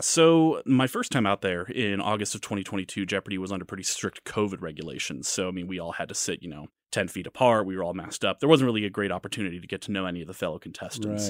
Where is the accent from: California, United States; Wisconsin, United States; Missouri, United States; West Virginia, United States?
Missouri, United States; St. Louis; moved away as an adult; now in Kansas City, United States; I'm from Saint Louis